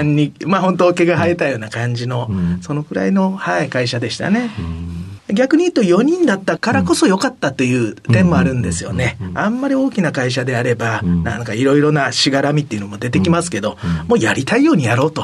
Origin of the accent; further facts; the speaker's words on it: Yamaga, Kumamoto, Japan; 熊本県の山鹿市ですね。